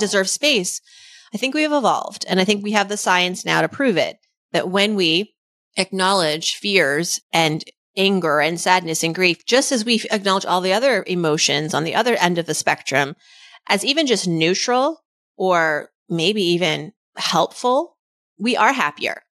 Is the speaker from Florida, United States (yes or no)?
no; Worcester, Massachusetts, United States; growing up, the daughter of immigrants in Worcester, Massachusetts in the eighties